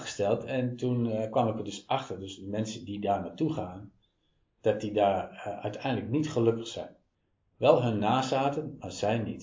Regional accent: Apeldoorn, Gelderland, Netherlands; Geboren en getogen in Wenenwiesel.

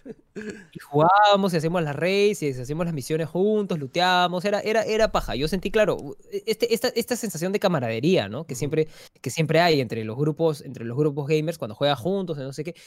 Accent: Peru

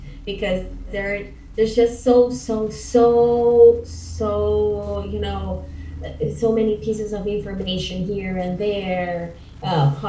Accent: Caracas, Capital District, Venezuela; first language Spanish; English is a second language; now in Buenos Aires, Argentina; I'm from Caracas, Venezuela. I'm so proud of being Venezuelan.

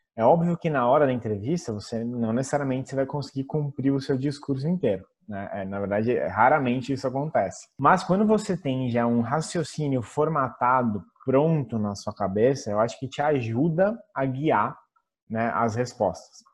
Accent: Brazil; now in Italy; como nós brasileiros

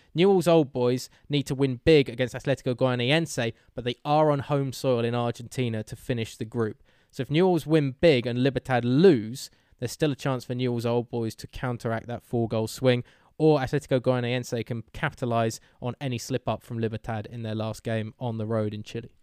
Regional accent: England, United Kingdom; we're English

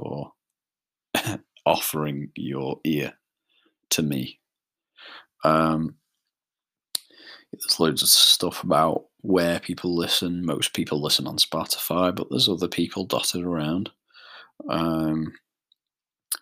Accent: Isle of Man; the Isle of Man, which is where I'm from.

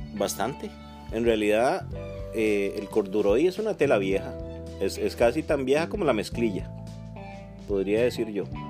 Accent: Siquirres, Limón, Costa Rica; yo soy, yo soy siquireño, soy, de, soy caribeño

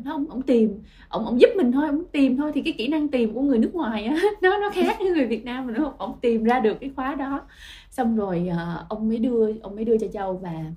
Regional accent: Ho Chi Minh City, Vietnam; mình là người Sài Gòn

